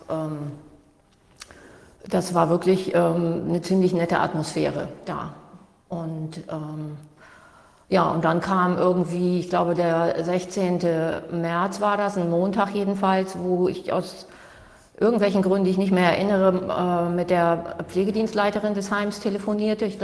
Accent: Hamburg, Germany; Ich komme aus Hamburg

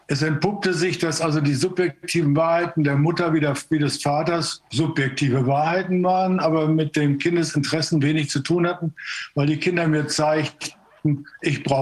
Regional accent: East Germany, Germany; ich komme aus dem Osten, könnte vielleicht helfen, die Fehler des Westens vermeiden zu helfen.

